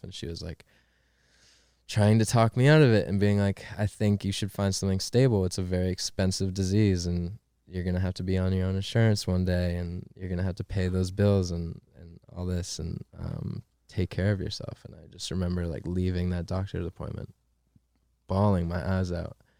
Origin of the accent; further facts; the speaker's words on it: Maine, United States; moved away as an adult; also born or lived in Pittsburgh; I'm from Maine, dude. I'm from fucking Maine.